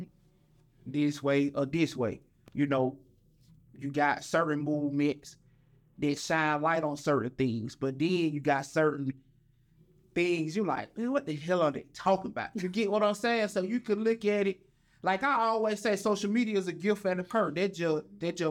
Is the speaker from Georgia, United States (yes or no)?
yes; Atlanta, Georgia, United States; I'm from Atlanta, born and raised.